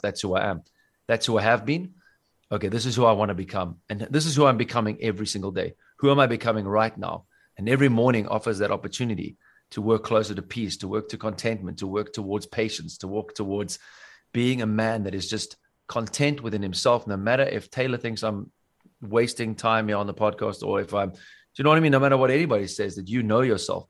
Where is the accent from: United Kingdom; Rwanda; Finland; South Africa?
South Africa; now in Bavaria, Germany; where I come from Africa